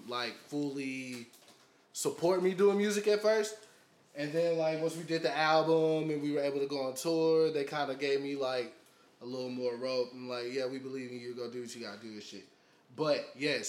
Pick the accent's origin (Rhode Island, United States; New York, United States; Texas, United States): Texas, United States; we're from Texas